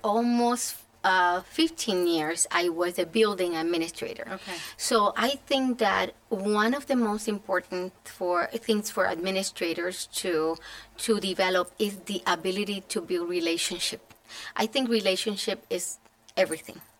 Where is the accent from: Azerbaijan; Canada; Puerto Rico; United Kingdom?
Puerto Rico; moved away as an adult; now in Connecticut, United States; I was born and raised in Puerto Rico